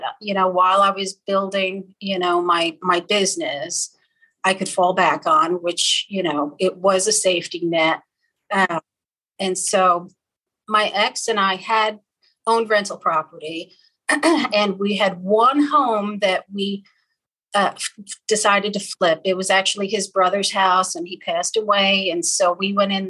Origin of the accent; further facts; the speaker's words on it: New York, United States; moved away as an adult; also born or lived in Bronx, New York; now in Bartlesville, United States; I'm originally from New York. I was born in the Bronx, raised, about an hour outside of New York City